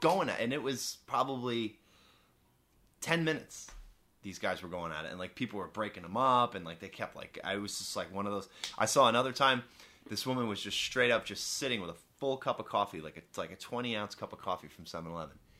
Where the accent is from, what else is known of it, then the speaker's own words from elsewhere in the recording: Long Island, New York, United States; I grew up with on Long Island